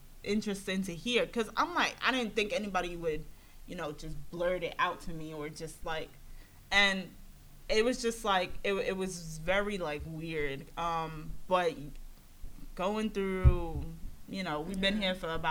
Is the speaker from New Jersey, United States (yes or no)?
no; New York City, New York, United States; moved away as an adult; also born or lived in Queens, New York / Boston; I grew up in Brooklyn